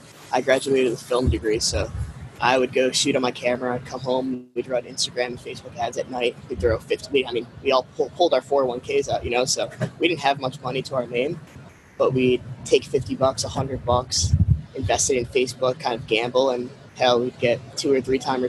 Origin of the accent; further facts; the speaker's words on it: Connecticut, United States; moved away as an adult; now in Miami, United States; we grew up in Connecticut and it's super cold in there